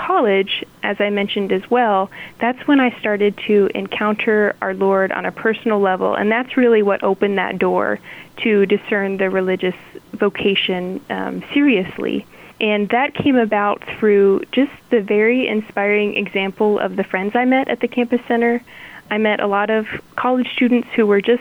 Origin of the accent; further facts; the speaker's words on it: Salina Diocese, Kansas, United States; growing up in the Saline Diocese